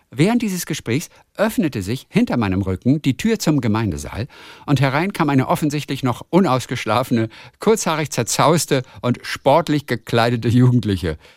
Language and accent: German; Saxony, Germany; moved away as an adult; now in Middle Franconia, Germany; Meine Heimat ist die schöne sächsische Schweiz, wo ich geboren und aufgewachsen bin. Vor nunmehr 15 Jahren bin ich nach Mittelfranken gezogen